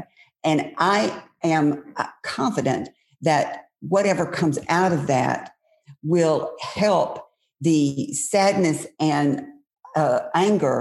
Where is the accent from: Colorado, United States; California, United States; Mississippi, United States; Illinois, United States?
Mississippi, United States; my friends growing up in Mississippi, they're now my age